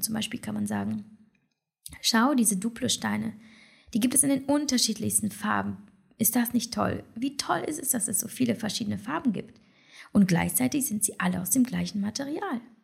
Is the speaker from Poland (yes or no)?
yes; Poland; also born or lived in China; now in Germany; als Polin